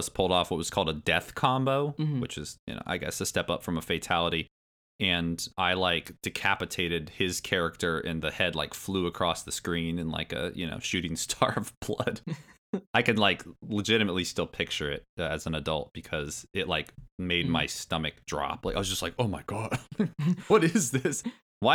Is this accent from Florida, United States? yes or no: no; Indiana, United States; also born or lived in Michigan / New Orleans, Louisiana / Billings, Montana; I was born in Michigan. We moved to New Orleans, Louisiana, and then we moved to Billings, Montana, and then we moved to Indiana, where I still currently reside. And that was all before third grade.